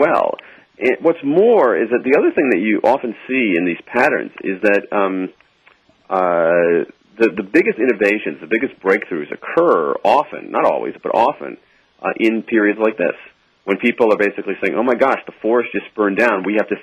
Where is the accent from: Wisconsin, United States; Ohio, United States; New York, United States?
Ohio, United States; Columbus; I grew up in Columbus, Ohio